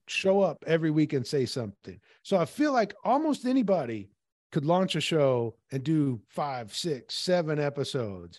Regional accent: Peoria, Illinois, United States; when I was growing up in Peoria

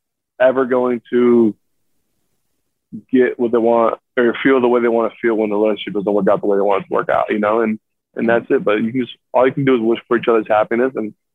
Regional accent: South Florida, United States; now in New York, United States; I'm from South Florida, so we don't really have the best hockey

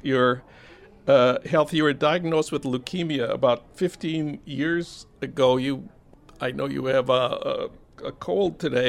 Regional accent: St. Paul, Minnesota, United States; I'm from St. Paul, where a cop killed Philando Castile, wonderful young guy.

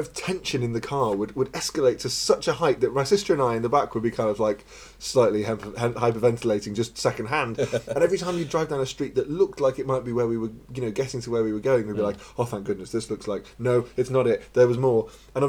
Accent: Northallerton, Yorkshire and the Humber, United Kingdom; moved away; So I was used to growing up in Northallerton, which was sort of bounded by the countryside.

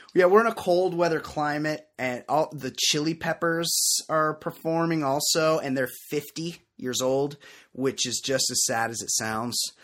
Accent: West Coast, United States; growing up on the West Coast where I'm from

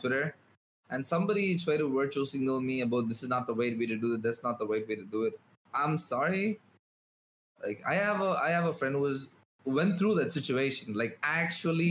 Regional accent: India; I'm from India, I'm a Muslim.

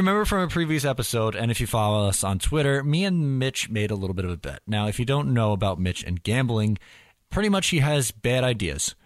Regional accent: United States; I'm the American

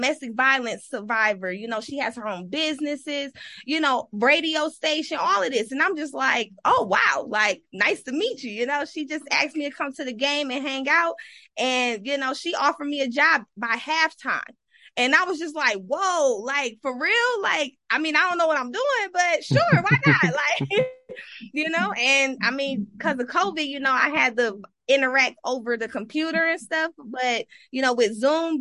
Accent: Detroit, Michigan, United States; also born or lived in Flint, Michigan; now in Las Vegas, United States; I'm originally from Flint, Michigan, grew up in Detroit, and I moved to Vegas

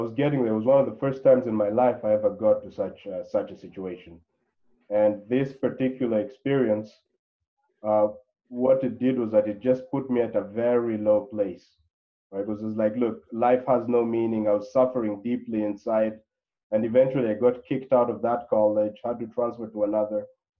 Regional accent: DR Congo; moved away as an adult; also born or lived in Claremont, California, United States; Now, I'm originally from the Congo, and I spent my entire life there until before going to college. So I went to college in the U.S., a place called Claremont, California, university called Harvey Mudd.

